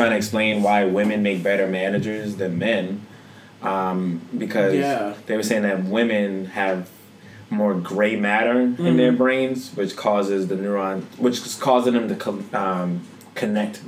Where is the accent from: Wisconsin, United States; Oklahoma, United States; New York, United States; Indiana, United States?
New York, United States; I'm from New York